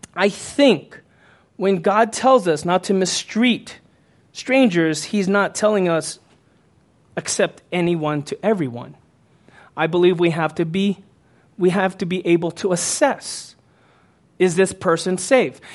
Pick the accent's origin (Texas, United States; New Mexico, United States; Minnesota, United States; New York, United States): Texas, United States; Houston; moved away as an adult; when I was growing up as a teen and into my early 20s until I moved away from Houston